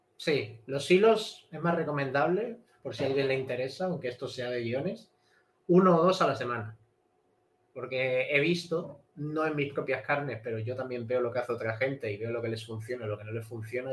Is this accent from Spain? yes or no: yes; Cádiz, Andalusia, Spain; moved away as an adult; also born or lived in Madrid; me fui de, mi pueblo de Cádiz, me fui hasta Madrid a estudiar